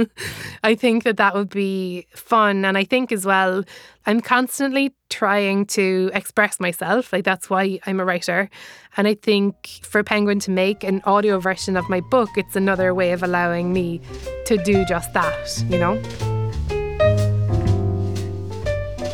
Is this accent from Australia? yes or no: no; Ireland; accent: Irish; moved away as an adult; now in United States; I am Irish, as you can probably hear from my accent